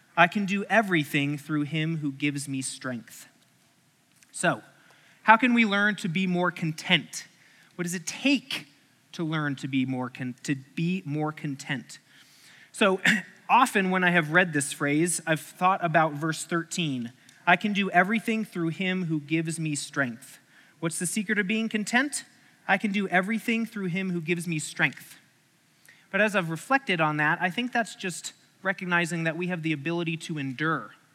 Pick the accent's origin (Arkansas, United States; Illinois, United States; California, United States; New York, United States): Arkansas, United States; I grew up in Arkansas. That's when I was a teenager in Arkansas.